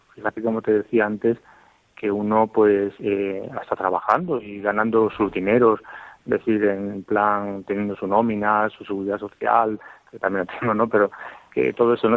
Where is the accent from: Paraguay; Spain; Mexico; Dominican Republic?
Spain; Almodóvar del Campo, Castilla-La Mancha; moved away as an adult; now in Toledo, Spain; en mi pueblo, en, en del Campo, en Ciudad Real